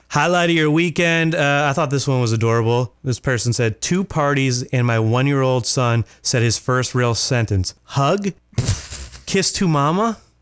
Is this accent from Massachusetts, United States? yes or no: yes; Worcester, Massachusetts, United States; I grew up in Worcester